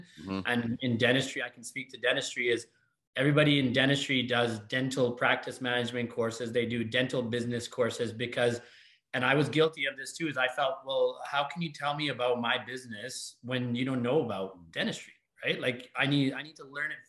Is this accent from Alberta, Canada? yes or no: yes; Calgary, Alberta, Canada; also born or lived in Edmonton / New York City; born and raised in Calgary